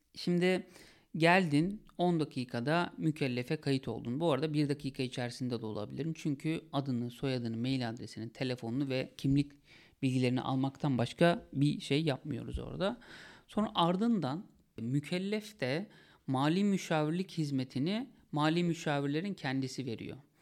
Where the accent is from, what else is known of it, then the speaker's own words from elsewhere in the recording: Sakarya, Turkey; bir özel okula gittim, liseye gittim Sakarya'da.